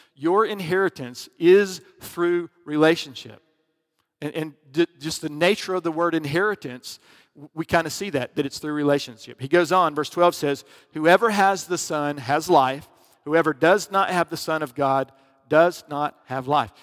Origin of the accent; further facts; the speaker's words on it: Alabama, United States; I was from Alabama back in, you know, grew up in the eighties